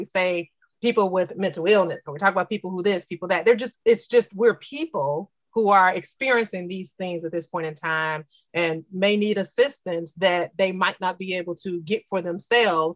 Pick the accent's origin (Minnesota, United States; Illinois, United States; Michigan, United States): Illinois, United States; Chicago; we're from Chicago